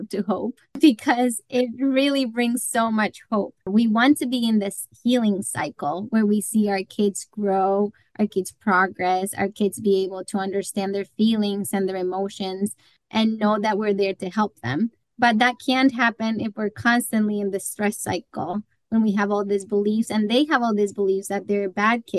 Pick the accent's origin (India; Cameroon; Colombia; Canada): Colombia; moved away as an adult; also born or lived in Iowa; now in United States; I was born and raised in Colombia, and then I went to college in Iowa